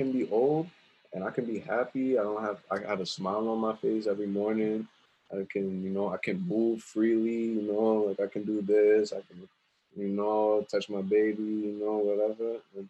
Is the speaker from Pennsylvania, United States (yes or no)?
no; Richmond Hill, New York, United States; Well, growing up in Richmond Hill, the Punjabi kids over there was always like, they were tough.